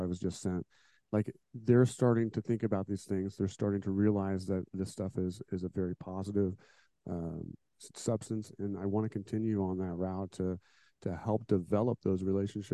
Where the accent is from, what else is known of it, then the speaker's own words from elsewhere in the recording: Indiana, United States; I was born and raised here, and I've lived here pretty much my whole life